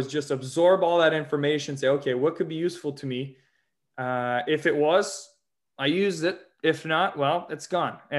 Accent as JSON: {"language": "English", "town": "Montreal", "region": "Quebec", "country": "Canada", "said": "I'm from Montreal. I've loved Montreal my whole life"}